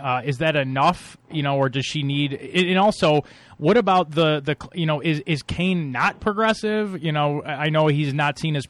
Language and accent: English; Buffalo, New York, United States; also born or lived in Syracuse; I born and raised in Buffalo